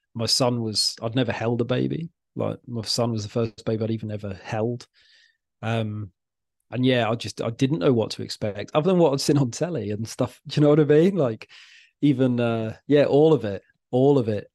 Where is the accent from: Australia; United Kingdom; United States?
United Kingdom; Wales; now in Wallasey, United Kingdom; I'm from Wales originally